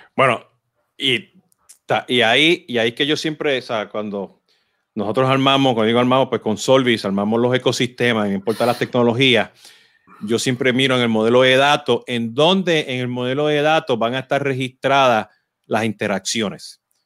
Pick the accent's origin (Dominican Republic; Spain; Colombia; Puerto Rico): Puerto Rico